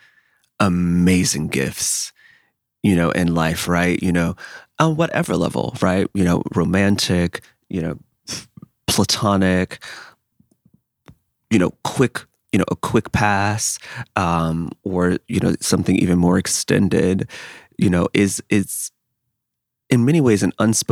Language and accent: English; St. Louis, Missouri, United States; also born or lived in Kansas City; I'm also from the Midwest, you know, grew up in St. Louis. I went to school in Kansas City.